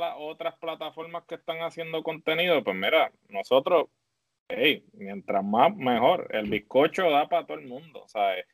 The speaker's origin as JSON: {"language": "Spanish", "country": "Puerto Rico", "said": "me siento orgulloso de ser puertorriqueño"}